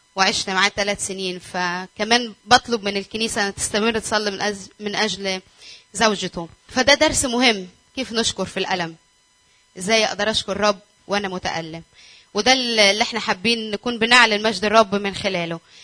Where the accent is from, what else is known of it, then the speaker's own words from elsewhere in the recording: Egypt; moved away as an adult; now in Lebanon; احنا من مصر